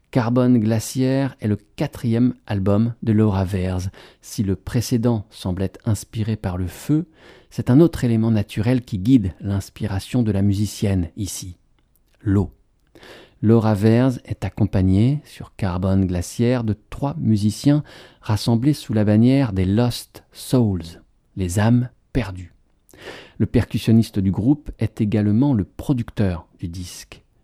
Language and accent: French; Colorado, United States; J'ai grandi dans le Colorado, au milieu des montagnes.